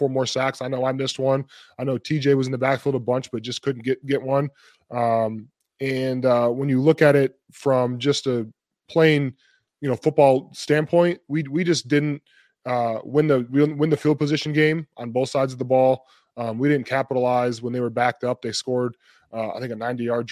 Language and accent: English; Toledo, Ohio, United States; moved away; my hometown back in Toledo, Ohio